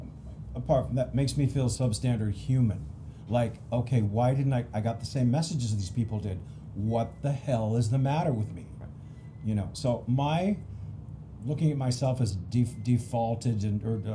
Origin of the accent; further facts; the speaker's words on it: Pacific Northwest, United States; I'm from the Pacific Northwest.